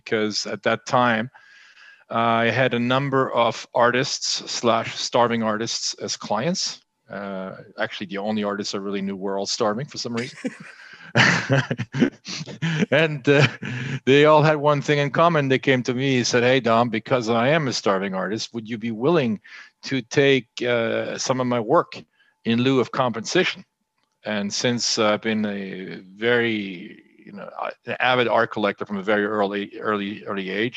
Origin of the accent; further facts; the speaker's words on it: France; moved away as an adult; also born or lived in United States; I was born and raised in France. I'm half French, half German